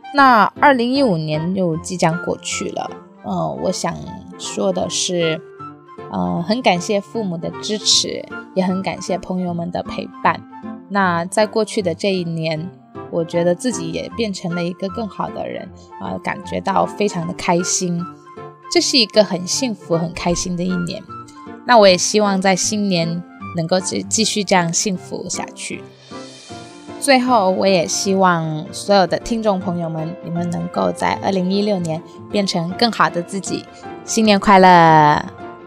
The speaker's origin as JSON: {"language": "Chinese", "region": "Guangdong", "country": "China", "said": "我是潮汕人"}